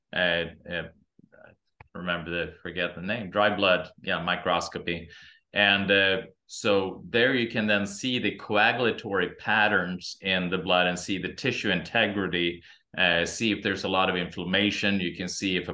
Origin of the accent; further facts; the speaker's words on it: Sweden; also born or lived in Santa Monica, California; now in Meridian, United States; I'm originally from Sweden